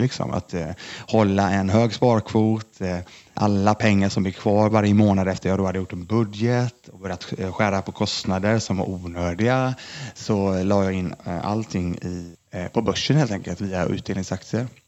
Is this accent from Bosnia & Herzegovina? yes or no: no; Lindome, Västra Götaland, Sweden; jag kommer från Lindome i alla fall, ligger utanför Mölndal, utanför Göteborg, två mil mm. ungefär från Göteborg. Det är där jag är uppvuxen